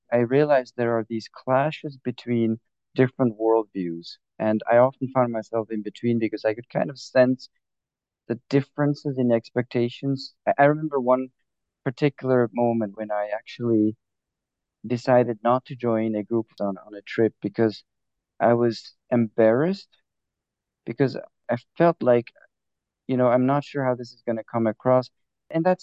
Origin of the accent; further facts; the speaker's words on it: Cameroon; But I was born in Cameroon, grew up there, with parents who were involved in language development work.